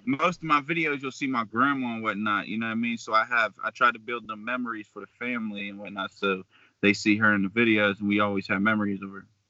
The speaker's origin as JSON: {"language": "English", "town": "Beaver Falls", "region": "Pennsylvania", "country": "United States", "tie": "born or raised there", "also_born_or_lived": "Pittsburgh", "said": "I'm from Beaver Falls, so I went to school out there, grew up down there"}